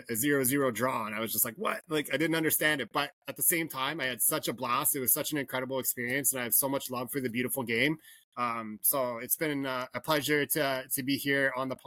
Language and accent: English; Canada; growing up in Canada, hardcore hockey fan, played minor pro